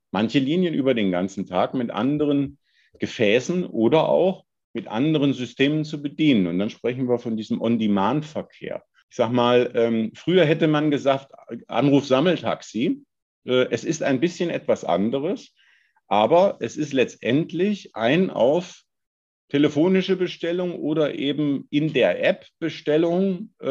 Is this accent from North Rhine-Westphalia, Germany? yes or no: no; Hesse, Germany; ich komme ich komm selber vom Lande, aus Nordhessen.